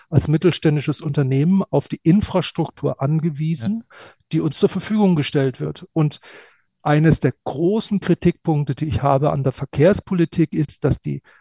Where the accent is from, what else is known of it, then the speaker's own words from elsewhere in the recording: Munich, Bavaria, Germany; Ja, und, und ich bin als Münchner öfter in Wien als in Berlin.